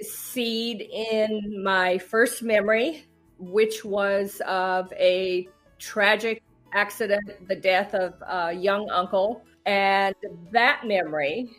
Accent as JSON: {"language": "English", "town": "Asheboro", "region": "North Carolina", "country": "United States", "tie": "born or raised there", "moved": "yes", "lives_now": "Cincinnati, United States", "said": "I am a North Carolina native. I grew up in Asheboro, North Carolina."}